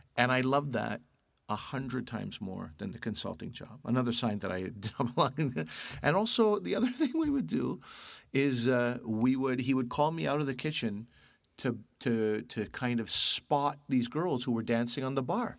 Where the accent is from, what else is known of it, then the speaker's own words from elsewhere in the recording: Canada; also born or lived in Pakistan (family); I'm Canadian.